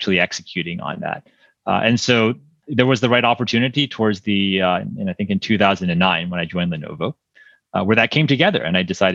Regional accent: East Coast, United States; moved away as an adult; also born or lived in California; I grew up on the East Coast, and then for college, I was deciding between, you know, some schools on the East Coast and being on the West Coast

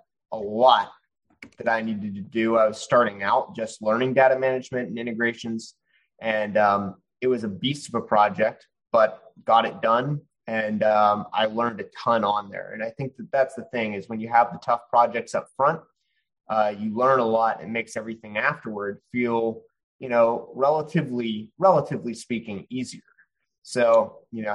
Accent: Pittsburgh, Pennsylvania, United States; also born or lived in New Orleans, Louisiana; now in Houston, United States; I'm originally from Pittsburgh, Pennsylvania, by way of New Orleans and now in Houston

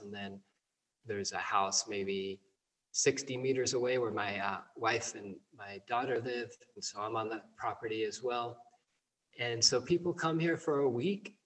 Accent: California, United States; moved away; growing up, at least here in the West, you know, I'm from California originally.

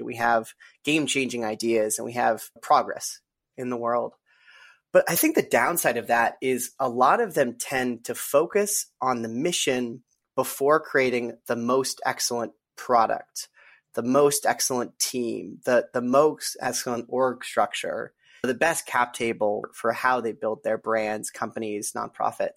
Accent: Colorado, United States; I'm from Colorado

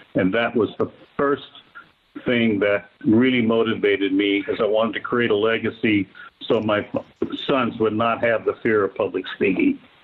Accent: Vancouver, Washington, United States; the junior college in my hometown of Vancouver had to accept me

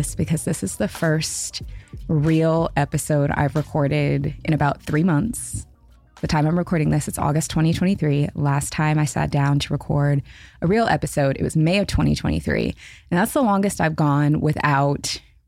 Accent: Seattle, Washington, United States; moved away as an adult; also born or lived in Los Angeles; I was born and raised in Seattle, lived in Seattle until I was 30, moved to LA, have been in LA for the last 4 years

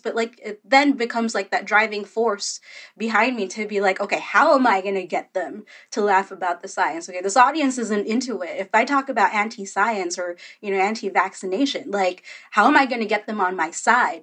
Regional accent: Philippines; I'm Filipino

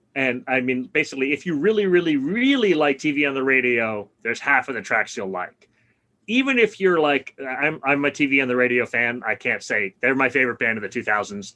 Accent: New York City, New York, United States; moved away as an adult; I grew up in Brooklyn. I basically left in 1987 when I went to college.

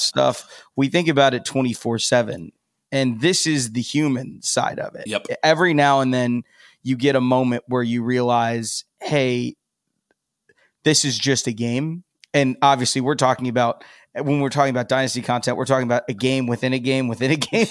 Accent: Columbus, Ohio, United States; born and raised in Columbus, Buckeye guy

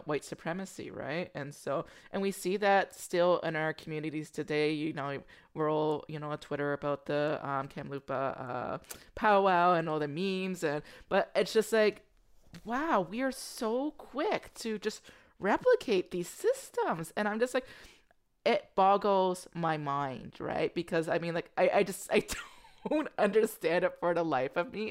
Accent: United States; moved away; I'm American

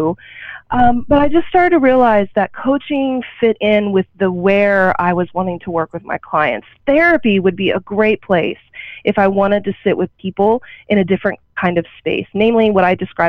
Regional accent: Oklahoma, United States; growing up in a small town, I grew up in Oklahoma

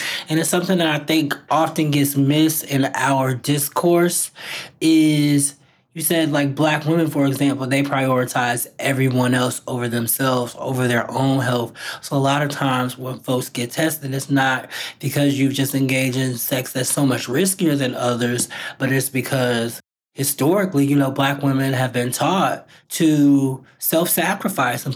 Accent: Indiana, United States; my home state of Indiana

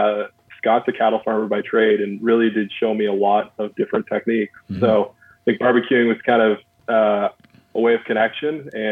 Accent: Mississauga, Ontario, Canada; Yeah, so I grew up in Mississauga.

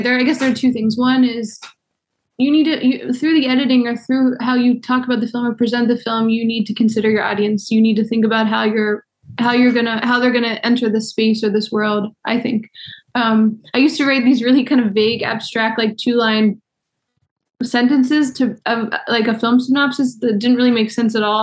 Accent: Baltimore, Maryland, United States; moved away; also born or lived in New York; I'm from Baltimore, but I moved back in 2009

